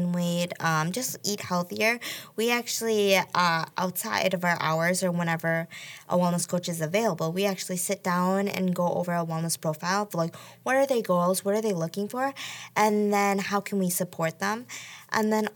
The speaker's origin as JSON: {"language": "English", "town": "Colfax", "region": "Wisconsin", "country": "United States", "tie": "born or raised there", "also_born_or_lived": "South Korea", "moved": "as an adult", "lives_now": "Marshfield, United States", "said": "I was raised in Colfax, Wisconsin, so that's about, like, 2 hours from here now"}